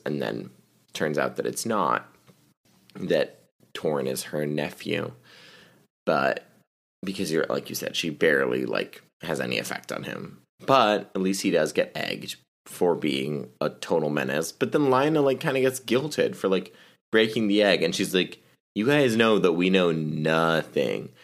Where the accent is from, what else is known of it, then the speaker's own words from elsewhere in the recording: the South, United States; I'm from the South